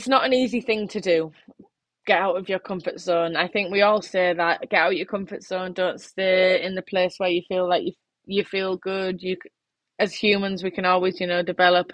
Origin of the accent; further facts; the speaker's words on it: England, United Kingdom; my home country